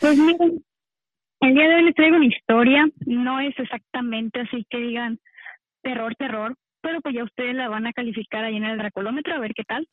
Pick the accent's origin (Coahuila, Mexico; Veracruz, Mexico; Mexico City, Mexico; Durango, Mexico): Veracruz, Mexico; Del estado de Veracruz